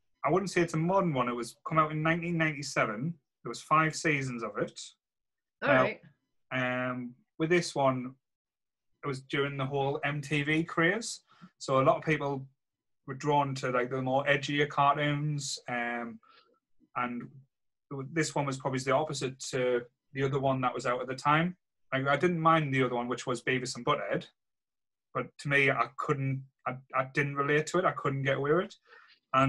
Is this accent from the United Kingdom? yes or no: yes; Sunderland, North East England, United Kingdom; growing up in Rye in Sunderland